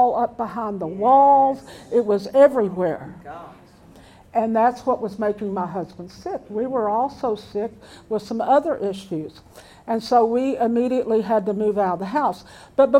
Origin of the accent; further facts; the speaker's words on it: Pearland, Texas, United States; I was raised in Pearland for over 40 years